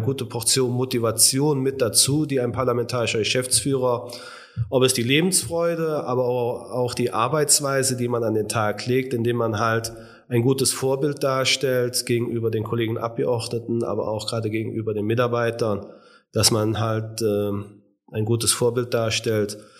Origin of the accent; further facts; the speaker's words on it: Lissendorf, Rhineland-Palatinate, Germany; Mein Heimatort ist Lissendorf, der natürlich auch der schönste Ort in ganz Deutschland ist